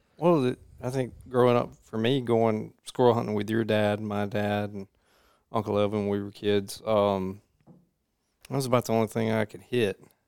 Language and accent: English; Jones County, Mississippi, United States; I grew up in Jones County